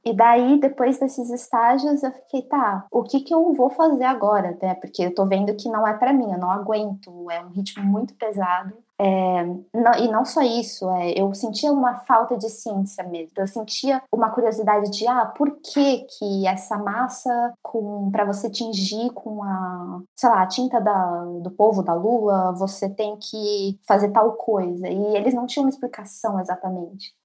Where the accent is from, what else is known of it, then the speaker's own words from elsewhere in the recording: São Paulo, Brazil; moved away as an adult; now in Sweden; Eu sou de São Paulo